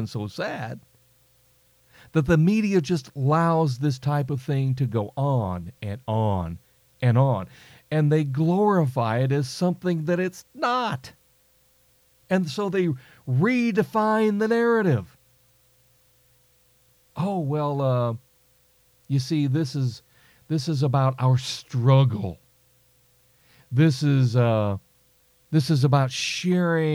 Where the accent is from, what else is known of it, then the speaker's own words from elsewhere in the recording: United States; I'm an American